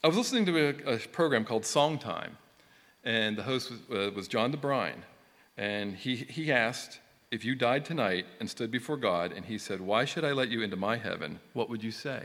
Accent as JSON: {"language": "English", "town": "Johnstown", "region": "Pennsylvania", "country": "United States", "tie": "born or raised there", "also_born_or_lived": "Newtown", "moved": "as an adult", "said": "I was born in Johnstown, PA in 1965, and I lived there until I moved to Newtown in 1987"}